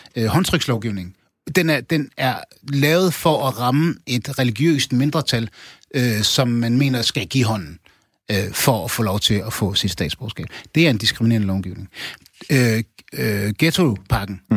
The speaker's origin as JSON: {"language": "Danish", "town": "Aarhus", "region": "Central Denmark Region", "country": "Denmark", "tie": "born or raised there", "said": "jeg er opvokset i Gellerparken"}